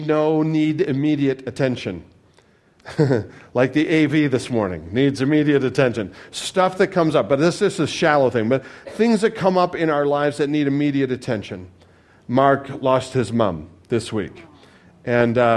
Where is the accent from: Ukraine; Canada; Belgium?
Canada; I'm Canadian